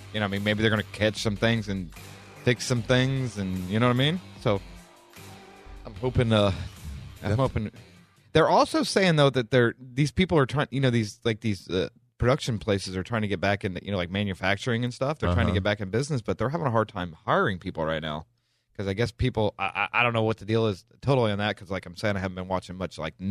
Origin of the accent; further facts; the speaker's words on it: Midwest, United States; moved away; we grew up in the Midwest too, so it was really cold, really hot.